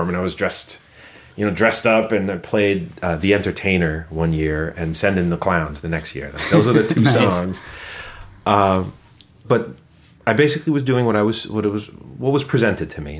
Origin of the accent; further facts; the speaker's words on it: New York City, New York, United States; moved away as an adult; now in Twin Cities, United States; born and raised in Brooklyn, in the same room for 20 years